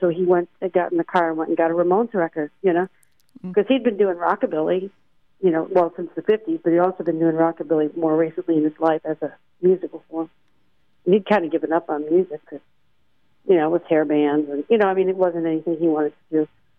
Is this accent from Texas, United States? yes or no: no; Tallahassee, Florida, United States; moved away as an adult; now in California, United States; I moved to California right about the same time John did. He came from Baltimore and I came from Tallahassee, Florida.